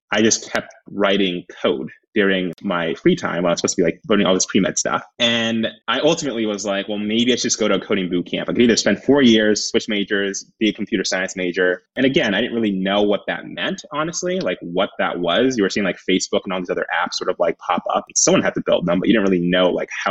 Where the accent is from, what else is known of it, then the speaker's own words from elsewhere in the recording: Happy Valley, Oregon, United States; also born or lived in Washington, District of Columbia, United States; I grew up in Happy Valley in Clackamas.